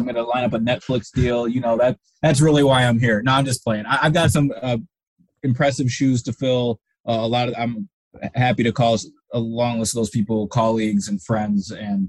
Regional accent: Minnesota, United States; also born or lived in Wisconsin / New York / Cleveland; And I'm originally from Minnesota, went to college in Wisconsin, and then spent time in upstate New York doing high schools. And like I said, then 2 years in Cleveland covering the Browns.

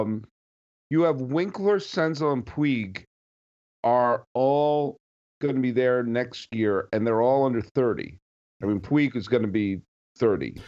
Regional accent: Massachusetts, United States; growing up in Massachusetts like I did

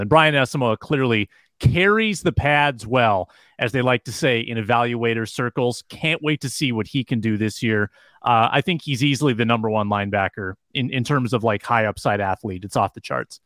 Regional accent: Duluth, Minnesota, United States; that's my hometown, by the way, Duluth, Minnesota.

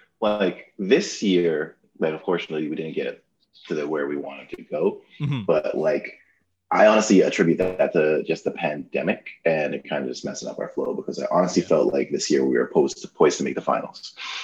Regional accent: Toronto, Ontario, Canada; I'm from Toronto.

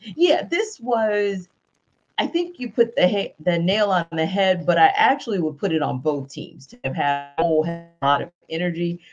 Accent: Louisiana, United States; also born or lived in Northeast United States; now in Atlanta, United States; I'm from Louisiana

